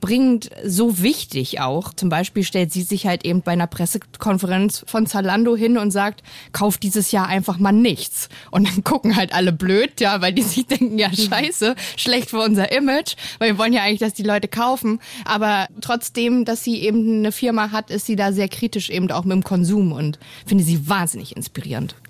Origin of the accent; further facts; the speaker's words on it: East Germany, Germany; Ich bin im Osten geboren